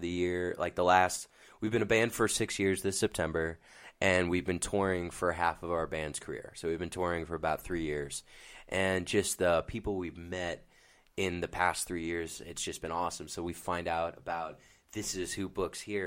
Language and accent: English; Northeast, United States; We're from the Northeast